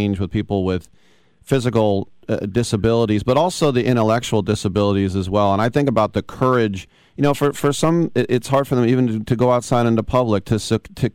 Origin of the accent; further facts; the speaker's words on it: Oakland, Michigan, United States; I'm from Oakland, too